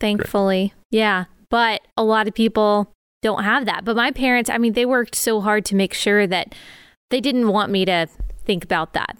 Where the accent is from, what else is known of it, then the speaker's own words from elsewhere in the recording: Dallas, Texas, United States; moved away as an adult; also born or lived in South Carolina; I grew up in Dallas, Texas